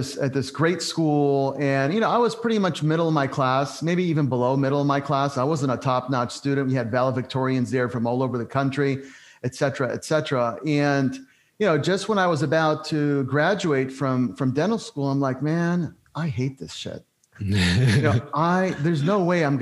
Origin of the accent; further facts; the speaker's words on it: Southern California, United States; originally born and raised in SoCal, a child of immigrants